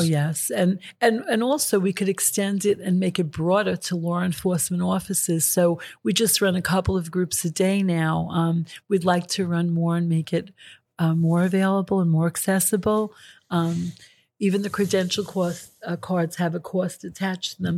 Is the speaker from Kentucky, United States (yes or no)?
no; New York City, New York, United States; I grew up in Astoria, Queens